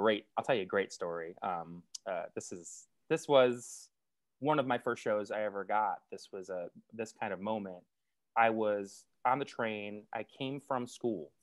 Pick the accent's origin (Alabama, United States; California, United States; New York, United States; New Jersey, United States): New York, United States; White Plains; I'm originally from White Plains, New York.